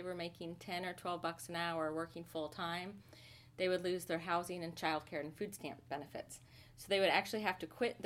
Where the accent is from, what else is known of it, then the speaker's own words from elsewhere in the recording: Princeton, Iowa, United States; also born or lived in Utah / Alexandria, Virginia; now in Kansas City, United States; I grew up in the Quad Cities. I grew up in Princeton, which is a very tiny town in the Quad Cities.